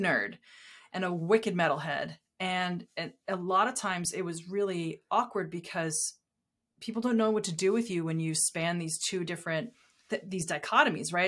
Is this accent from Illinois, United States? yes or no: no; Southern New Hampshire, United States; I grew up in Southern New Hampshire